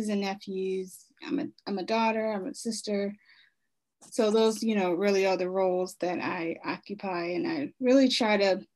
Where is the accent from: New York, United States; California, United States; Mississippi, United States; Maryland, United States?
Maryland, United States; Baltimore; I am from Baltimore, Maryland. I've lived there for the majority of my life